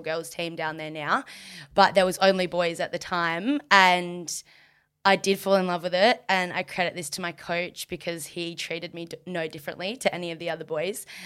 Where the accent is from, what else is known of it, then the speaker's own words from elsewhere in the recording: Margaret River, Western Australia, Australia; growing up in Margaret